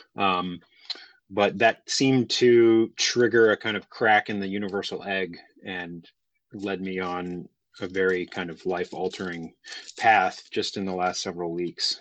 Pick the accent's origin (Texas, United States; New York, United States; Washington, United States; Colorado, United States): Texas, United States; Houston; born and raised in Houston, Texas